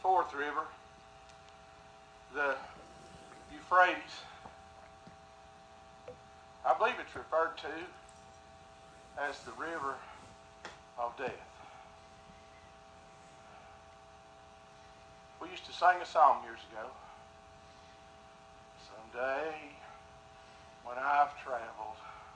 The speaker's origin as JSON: {"language": "English", "country": "United States", "said": "I'm an American."}